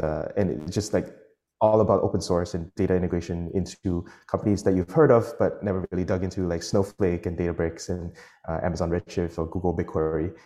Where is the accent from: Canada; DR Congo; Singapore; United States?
Singapore; I'm Singaporean